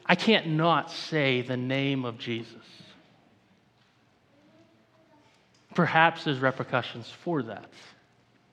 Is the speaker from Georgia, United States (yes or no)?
no; Maine, United States; I'm from Maine. I grew up in the woods.